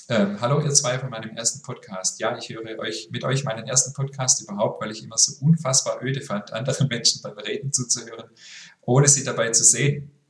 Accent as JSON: {"language": "German", "region": "Berlin", "country": "Germany", "lives_now": "Düsseldorf, Germany", "said": "Aber seht es mir nach, ich bin Berlinerin und lebe inzwischen in Düsseldorf."}